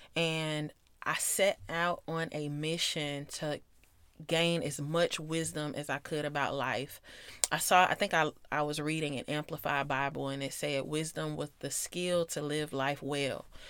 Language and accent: English; Atlanta, Georgia, United States; I grew up in South Metro Atlanta. And if you know the area, then I'm from Clayco